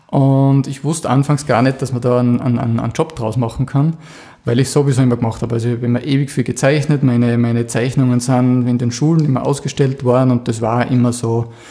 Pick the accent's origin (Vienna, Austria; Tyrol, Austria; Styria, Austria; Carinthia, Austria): Styria, Austria; Krieglach; Ja, ich komme aus Krieglach im Mürztal.